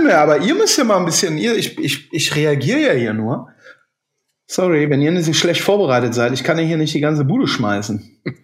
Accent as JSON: {"language": "German", "town": "Burg", "region": "Rhineland-Palatinate", "country": "Germany", "tie": "born or raised there", "said": "unseren äh, leider schon verstorbenen Bäcker in meinem Heimatort"}